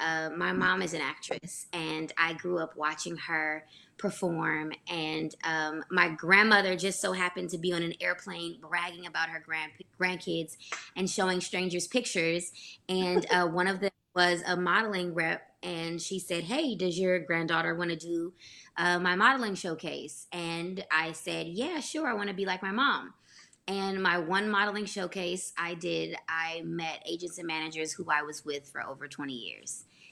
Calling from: Los Angeles, California, United States; Hey, viewers, I am joining you from Los Angeles, California, baby.

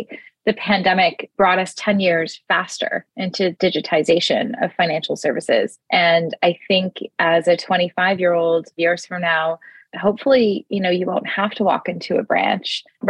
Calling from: Toronto, Ontario, Canada; I'm joining from Toronto, Canada.

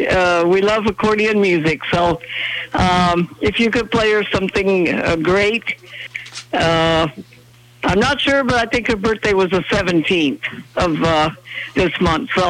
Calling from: Lincoln, Nebraska, United States; from Lincoln, Nebraska

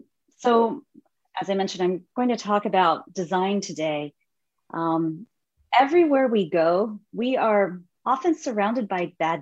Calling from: Palo Alto, California, United States; I'm in Palo Alto, California. It's nice and early, 8 a.m. right now.

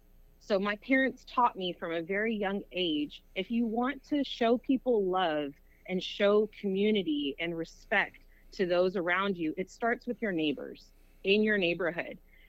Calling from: South Houston, Texas, United States; I'm calling from South Houston, Texas.

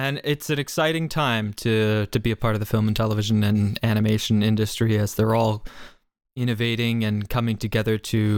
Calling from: Sarnia, Ontario, Canada; I'm calling in from a little hamlet known as Sarnia, Ontario, right by the border of between Canada or Ontario and Michigan specifically, right by the beautiful sunny Lake Huron coast.

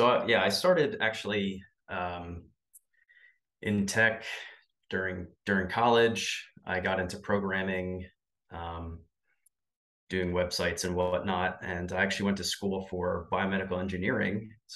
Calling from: Pennsylvania, United States

